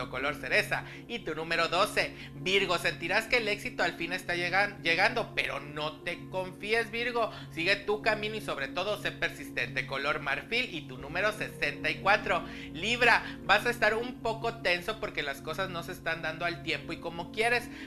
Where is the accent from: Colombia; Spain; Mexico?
Mexico; Mexico City; de la Ciudad de México.